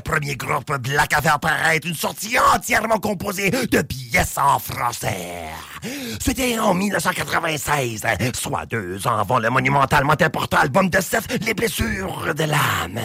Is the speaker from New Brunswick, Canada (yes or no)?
yes; New Brunswick, Canada; je suis originaire du Nouveau-Brunswick